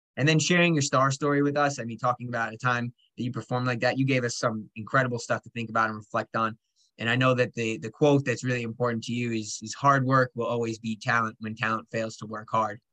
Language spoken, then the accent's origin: English; Long Island, New York, United States; I was born on Long Island